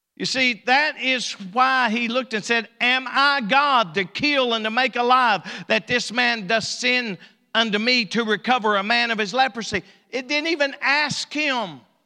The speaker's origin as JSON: {"language": "English", "town": "Elkhorn City", "region": "Kentucky", "country": "United States", "moved": "yes", "said": "I'm from Elkhorn"}